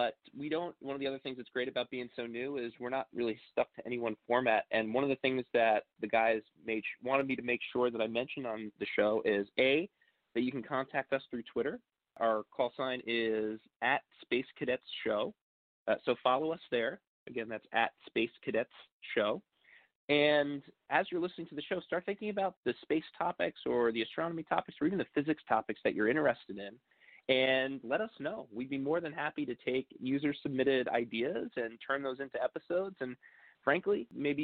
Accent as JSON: {"language": "English", "area": "Long Island", "region": "New York", "country": "United States", "said": "I'm from Long Island, New York"}